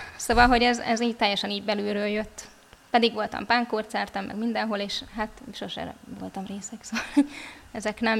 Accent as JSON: {"language": "Hungarian", "region": "Budapest", "country": "Hungary", "tie": "born or raised there", "also_born_or_lived": "Somogy (Krishna Valley)", "moved": "yes", "lives_now": "Krishna Valley, Hungary", "said": "A szüleim győriek, de én már Pesten születtem."}